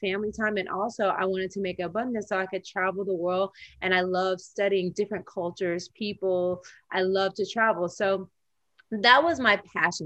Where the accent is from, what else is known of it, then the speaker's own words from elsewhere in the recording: Tennessee, United States; When I was growing up in the South in Tennessee